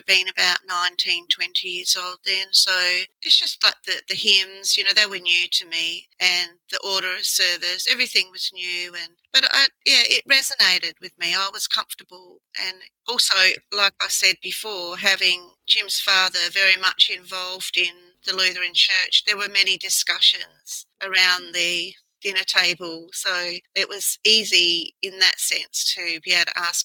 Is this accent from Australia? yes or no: yes; Adelaide, South Australia, Australia; I'm born here in Adelaide